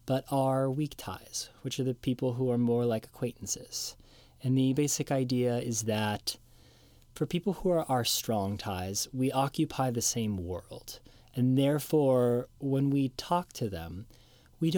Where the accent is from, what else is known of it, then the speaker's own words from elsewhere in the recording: Seattle, Washington, United States; my hometown of Seattle